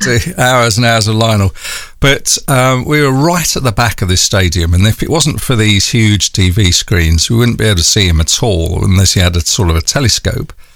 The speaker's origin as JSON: {"language": "English", "region": "London", "country": "United Kingdom", "accent": "North London", "said": "my North London accent"}